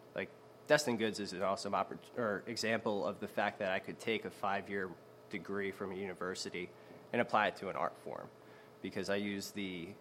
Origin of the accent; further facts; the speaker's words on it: Audubon, New Jersey, United States; also born or lived in Baltimore, Maryland; I grew up the rest of my life in Audubon, New Jersey, which is right over the Walt Whitman Bridge